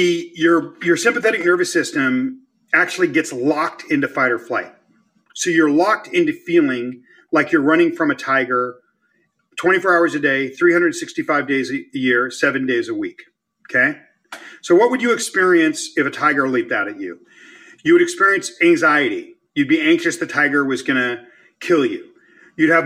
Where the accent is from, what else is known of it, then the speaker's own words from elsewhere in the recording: Los Angeles, California, United States; moved away; the Mexican neighborhoods where I grew up in Los Angeles